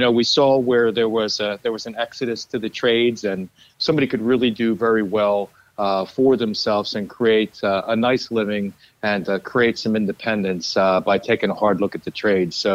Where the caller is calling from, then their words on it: Lancaster, Pennsylvania, United States; Today I talk to you from Lancaster, Pennsylvania, which is home.